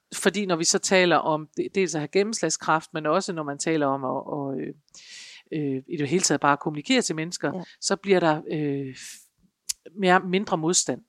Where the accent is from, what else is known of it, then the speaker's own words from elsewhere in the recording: North Jutland, North Denmark Region, Denmark; accent: North Jutlandic; jeg taler nordjysk